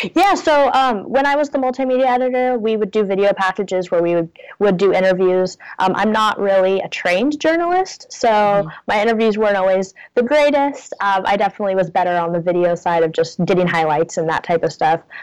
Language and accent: English; Portland, Oregon, United States; moved away as an adult; now in Ithaca, United States; I'm originally from Portland